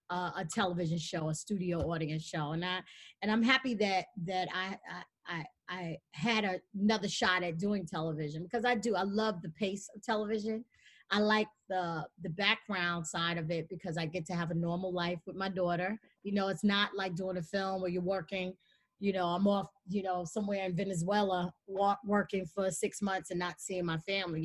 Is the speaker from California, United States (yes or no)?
no; New York City, New York, United States; we're both from Jamaica, Queens.